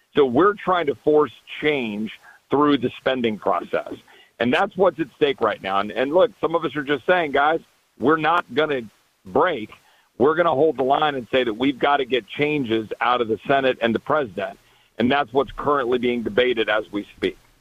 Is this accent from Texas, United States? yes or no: yes; Texas, United States; I'm a Texan.